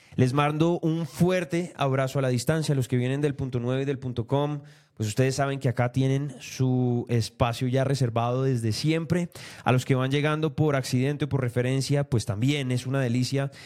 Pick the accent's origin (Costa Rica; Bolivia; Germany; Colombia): Colombia; como colombianos